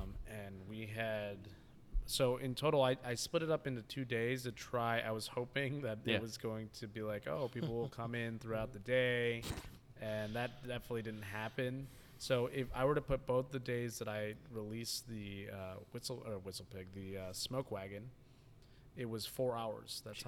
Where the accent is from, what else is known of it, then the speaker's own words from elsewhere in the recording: Tokyo, Japan; But I am from Tokyo, exactly.